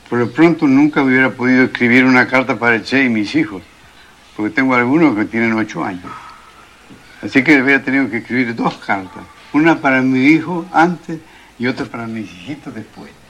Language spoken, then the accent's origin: Spanish; Buenos Aires, Argentina; born there; yo nací el año 1900, en pleno verano, verano de Buenos Aires